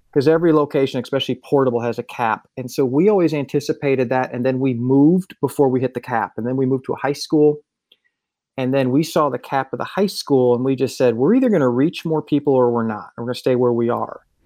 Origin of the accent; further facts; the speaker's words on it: Wisconsin, United States; moved away as an adult; also born or lived in Miami; I was born in Wisconsin, and I grew up going to church.